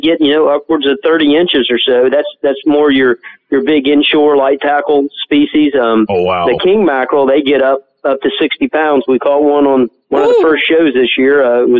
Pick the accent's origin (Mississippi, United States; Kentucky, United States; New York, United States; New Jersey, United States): Mississippi, United States; Biloxi; now in Panama City, United States; that's correct.